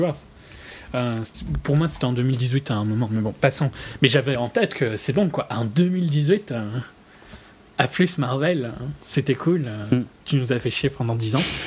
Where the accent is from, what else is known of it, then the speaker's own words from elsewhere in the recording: Belgium; je suis belge